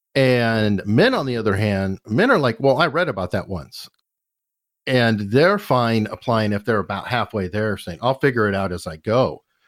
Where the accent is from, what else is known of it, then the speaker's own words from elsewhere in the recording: Arizona, United States; now in Virginia, United States; I'm also from Arizona